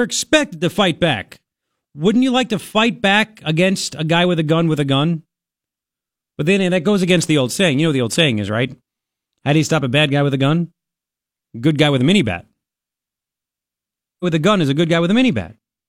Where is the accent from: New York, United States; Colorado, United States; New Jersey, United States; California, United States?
New York, United States; Long Island; I grew up on Long Island. Taxes are out the wazoo.